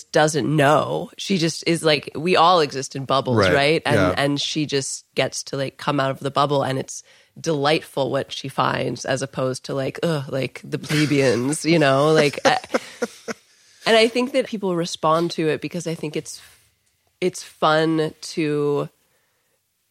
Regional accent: Cincinnati, Ohio, United States; I grew up in Cincinnati

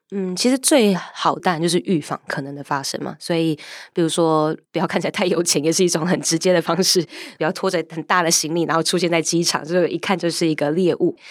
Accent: Taiwan; 我是来自台湾的记者

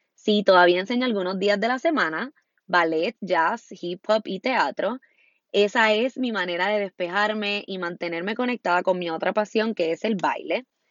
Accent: Puerto Rico; Soy puertorriqueña y vivo en la hermosa Isla del Encanto, Puerto Rico

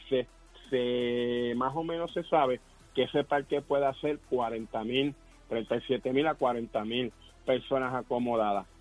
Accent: Puerto Rico

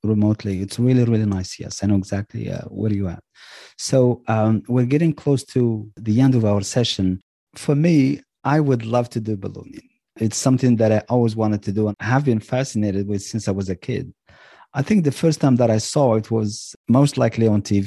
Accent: Marrakesh, Marrakesh-Safi, Morocco; I am from Marrakesh and I love the city

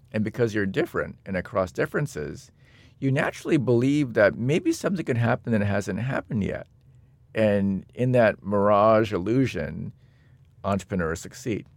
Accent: Seattle, Washington, United States; I'm from Seattle, Washington.

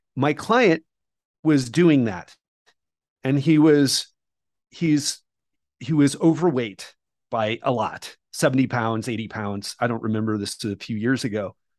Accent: United States; moved away as an adult; also born or lived in Mexico / Colombia / Thailand / Bali; now in Brazil; I love being American and being from America

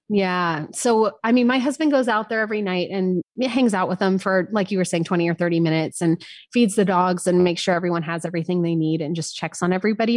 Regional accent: San Francisco, California, United States; also born or lived in Paris, France; now in Austin, United States; I grew up in San Francisco, nineties rave culture

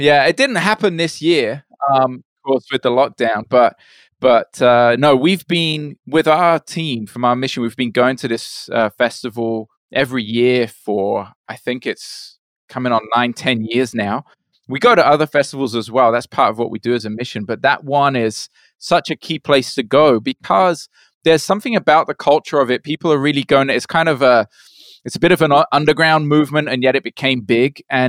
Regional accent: Brazil; also born or lived in United Kingdom; was born in the UK. And my parents were missionaries. And so we left to Brazil when I was 8 years old. So I grew up in Brazil, my parents working there as missionaries.

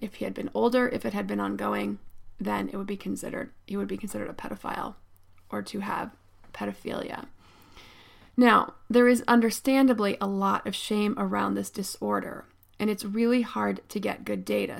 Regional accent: State College, Pennsylvania, United States; I grew up in State College, Pennsylvania

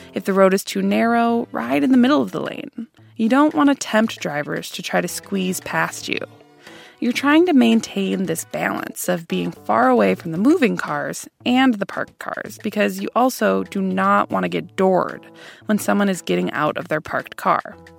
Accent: Madison, Wisconsin, United States; my hometown of Madison, Wisconsin

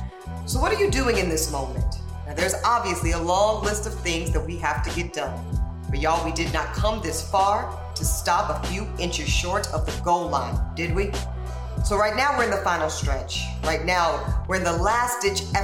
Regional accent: Louisiana, United States; my home state of Louisiana

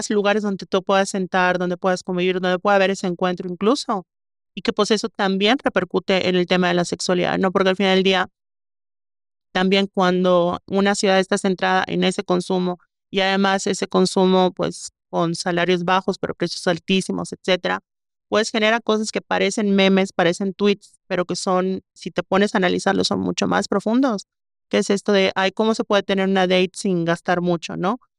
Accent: Mérida, Yucatán, Mexico; Una cosa que justamente yo critico de Mérida, que es mi ciudad natal, es el tema de la falta de parques, ¿no?

